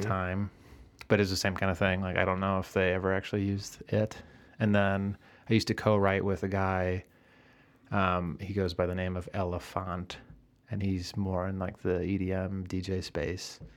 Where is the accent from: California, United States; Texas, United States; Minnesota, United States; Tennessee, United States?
Minnesota, United States; Eden Prairie; now in Chicago, United States; Originally, I'm from Eden Prairie, Minnesota, which is a southwest suburb of Minneapolis.